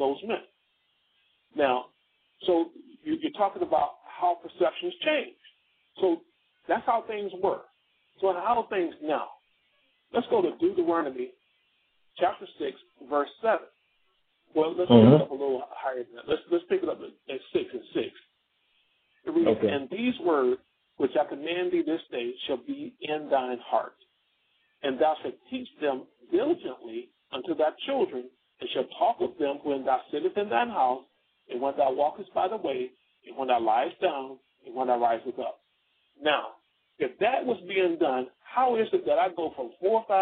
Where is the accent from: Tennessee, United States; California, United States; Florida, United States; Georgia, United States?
Georgia, United States; South; I grew up in the South, in South Georgia, small town